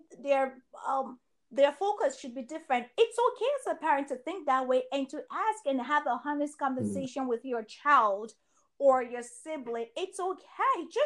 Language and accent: English; Nigeria; I am a Nigerian